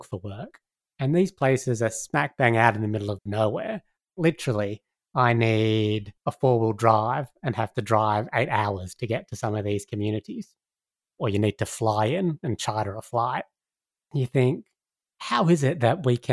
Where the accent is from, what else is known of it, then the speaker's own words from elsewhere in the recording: Sydney, New South Wales, Australia; moved away as an adult; now in Northern Territory, Australia; I grew up in Sydney, in a big city